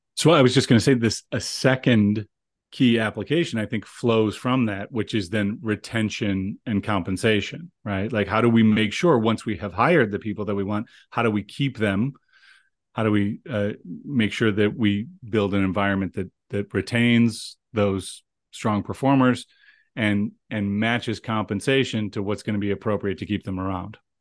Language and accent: English; Cleveland, Ohio, United States; now in Rochester, United States; Cleveland, Ohio, which is my hometown.